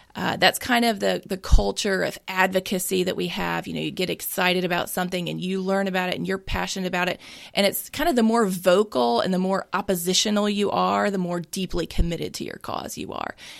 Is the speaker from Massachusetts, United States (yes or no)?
no; Mississippi, United States; I am born and raised in Mississippi